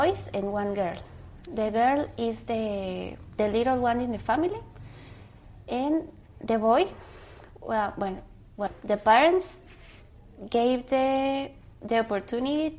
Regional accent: Cobán, Alta Verapaz, Guatemala; I was born in Guatemala, exactly in Coban, Alta Verapaz. I live with my parents

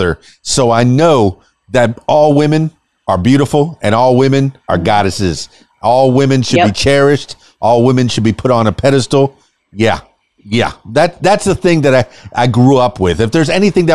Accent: Florida Keys, United States; moved away as an adult; now in Arkansas, United States; I'm from the Florida Keys

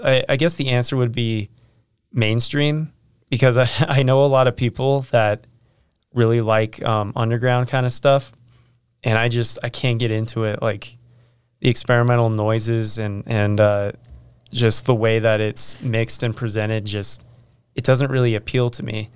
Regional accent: Riverton, Utah, United States; I'm from the Riverton area as well

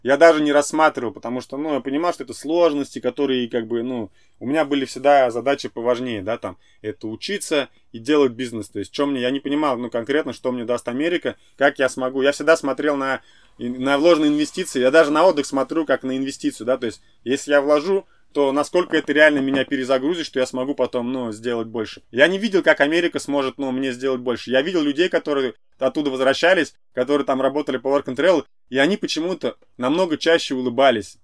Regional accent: Ufa, Bashkortostan, Russia; moved away as an adult; now in United States; я из Уфы

